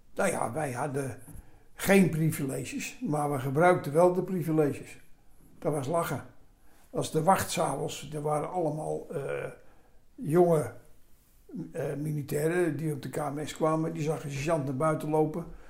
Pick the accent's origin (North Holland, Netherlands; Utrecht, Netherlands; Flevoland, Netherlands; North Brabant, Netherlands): North Holland, Netherlands; Amsterdam; accent: Amsterdam; moved away as an adult; also born or lived in Roosendaal / Oude Bosch; now in Oudenbosch, Netherlands; Opgegroeid in Amsterdam